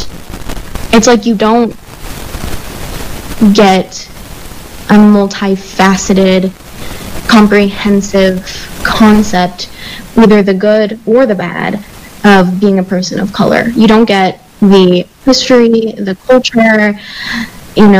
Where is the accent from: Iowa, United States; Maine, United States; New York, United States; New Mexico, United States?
New Mexico, United States; I grew up in New Mexico.